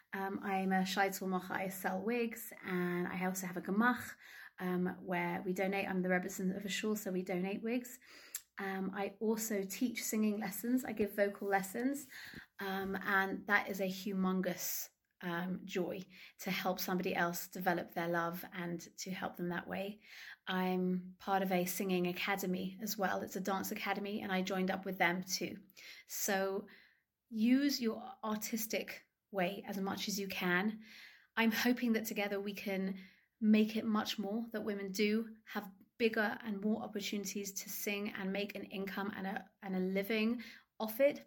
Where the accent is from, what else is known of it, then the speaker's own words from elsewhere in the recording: London, United Kingdom; moved away as an adult; now in Ramat Beit Shemesh, Israel; I'm originally from London, England, but I now live in Israel